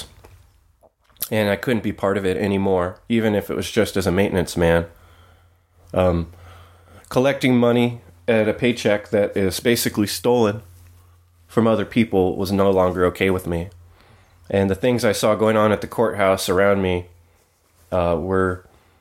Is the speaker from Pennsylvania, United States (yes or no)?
no; San Jose, California, United States; I grew up in the Bay Area in a strange HUD project in a bad neighborhood in the East San Jose foothills